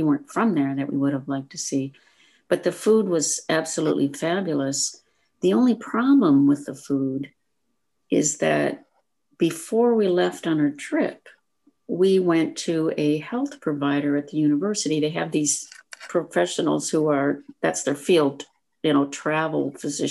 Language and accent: English; Fairbank, Iowa, United States; moved away; I am from a small town in Iowa. I don't know if either one of you have ever heard of this town. It's called Fairbank